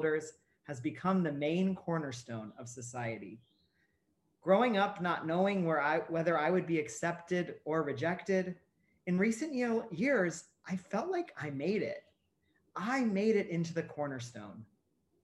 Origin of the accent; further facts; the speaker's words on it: Ohio, United States; where I grew up in Ohio